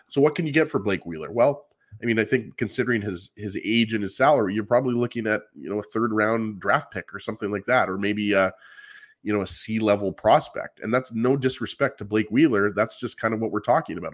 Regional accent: Canada; I'm Canadian

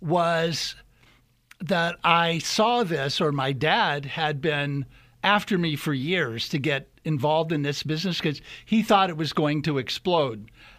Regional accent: Midwest, United States; So I grew up mostly in the Midwest, but my dad was in the military when I was a kid.

